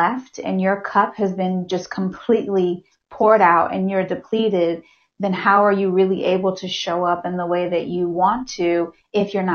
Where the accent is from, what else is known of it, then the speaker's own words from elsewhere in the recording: Hampton, Virginia, United States; another person from Hampton